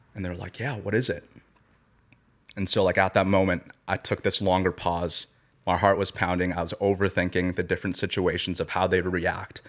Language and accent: English; Surrey, British Columbia, Canada; I was raised in Surrey, B C, not too far from here in Langley